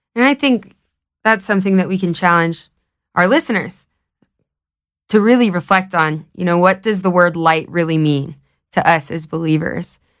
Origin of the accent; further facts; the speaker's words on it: Knoxville, Tennessee, United States; moved away as an adult; now in Colorado, United States; I'm from Knoxville, Tennessee, but, um, I moved out here in twenty twenty